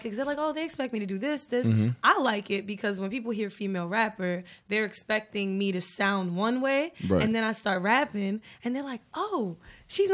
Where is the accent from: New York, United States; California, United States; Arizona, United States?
New York, United States; New York City; also born or lived in Bed-Stuy, Brooklyn; I'm not from Queens Bridge. I'm from Jamaica, Queens, South Jamaica, Queens.